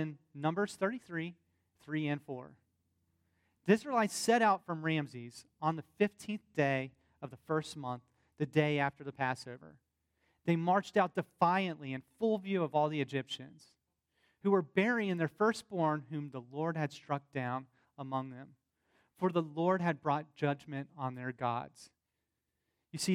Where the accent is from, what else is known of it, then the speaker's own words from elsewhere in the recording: the South, United States; accent: southern; my southern accent